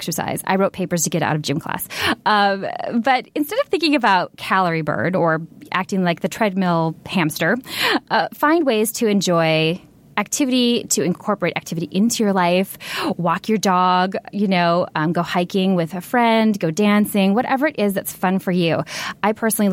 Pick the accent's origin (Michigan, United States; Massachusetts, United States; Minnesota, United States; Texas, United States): Minnesota, United States; now in Los Angeles, United States; I grew up in Minnesota